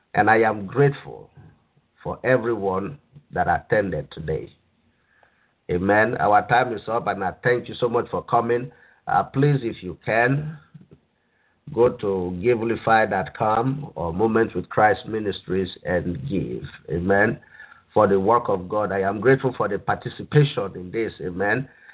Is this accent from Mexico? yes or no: no; Nigeria; moved away; I grew up I grew up in Nigeria